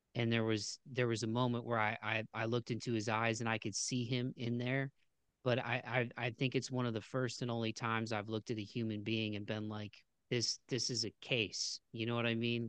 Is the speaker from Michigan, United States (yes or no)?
no; Ohio, United States; I was born in Ohio in, in the United States